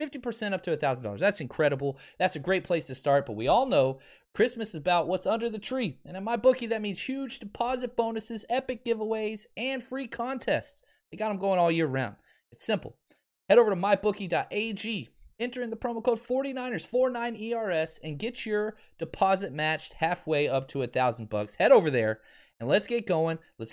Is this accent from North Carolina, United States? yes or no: no; Texas, United States; now in Pasadena, United States; And Tony, I'm from Texas. I'm a Longhorn, right?